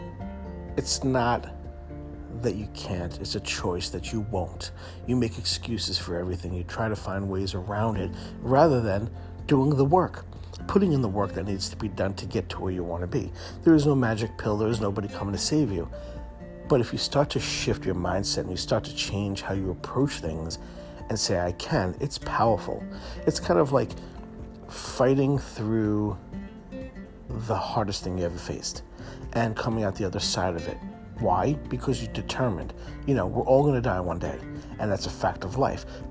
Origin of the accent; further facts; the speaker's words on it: New York City, New York, United States; as a kid growing up in Brooklyn, my mom raised us